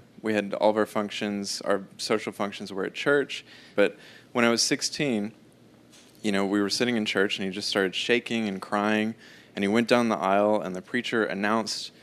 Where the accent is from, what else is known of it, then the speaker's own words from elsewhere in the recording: Arkansas, United States; I'm from Arkansas.